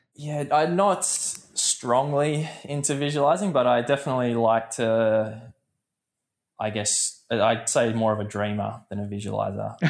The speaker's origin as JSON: {"language": "English", "country": "Australia", "tie": "born or raised there", "said": "growing up as an Australian"}